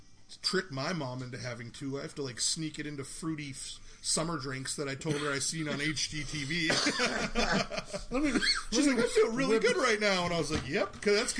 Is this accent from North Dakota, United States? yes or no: yes; Minot, North Dakota, United States; moved away; So I'm from Minot.